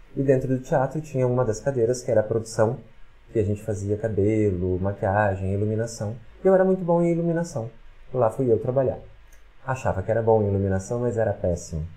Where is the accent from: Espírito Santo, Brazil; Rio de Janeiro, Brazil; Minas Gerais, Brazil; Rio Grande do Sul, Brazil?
Rio Grande do Sul, Brazil; Porto Alegre; moved away as an adult; now in Caxias do Sul, Brazil; eu sou de Porto Alegre. Quando eu vim pra cá, eu não conhecia ninguém